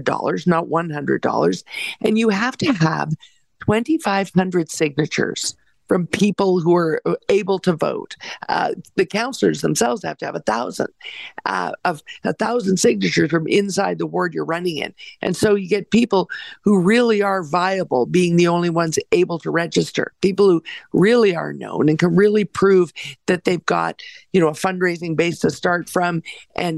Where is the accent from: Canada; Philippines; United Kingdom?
Canada; I have real faith in Canada as a Canadian